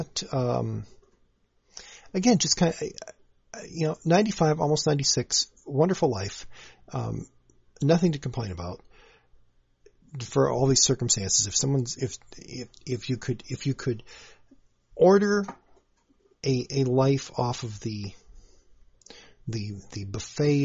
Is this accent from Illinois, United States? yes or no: no; Saint Paul, Minnesota, United States; I grew up in the Midway District of the Minneapolis-St. Paul metro area